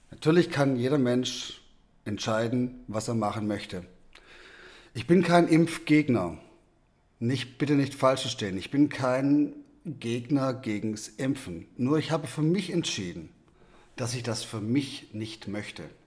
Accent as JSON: {"language": "German", "country": "South Africa", "tie": "born there", "said": "Ich bin in Südafrika geboren und habe hier einen, einen südafrikanischen Impfpass"}